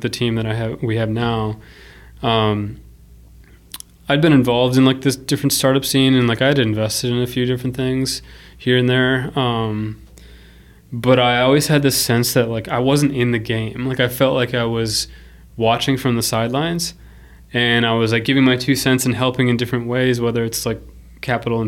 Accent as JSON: {"language": "English", "region": "Minnesota", "country": "United States", "tie": "born or raised there", "also_born_or_lived": "Paraguay", "said": "I feel like I was plucked from South America and came to Minnesota"}